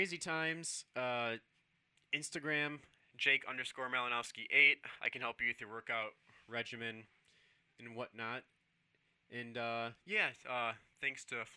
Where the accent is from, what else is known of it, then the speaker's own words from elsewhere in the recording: Orland Park, Illinois, United States; I'm from Orland Park, but Orland Park, Illinois